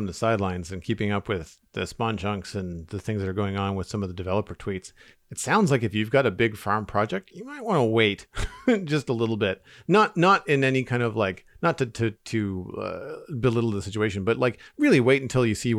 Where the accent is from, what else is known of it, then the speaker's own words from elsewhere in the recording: Canada; As a Canadian